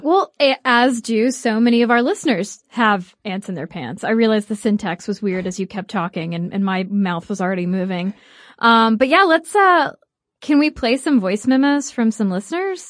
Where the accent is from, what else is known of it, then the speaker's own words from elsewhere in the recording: United States; we are American